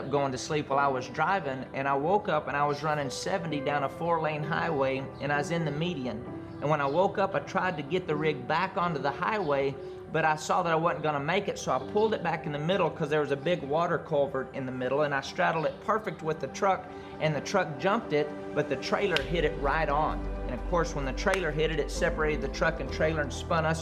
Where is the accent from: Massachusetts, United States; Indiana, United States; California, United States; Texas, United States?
Texas, United States; Andrews; I grew up in Andrews, Texas in a great family